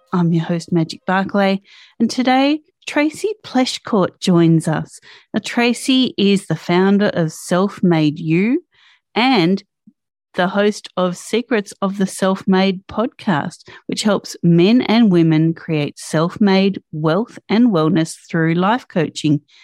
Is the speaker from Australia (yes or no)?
yes; Australia; as an Aussie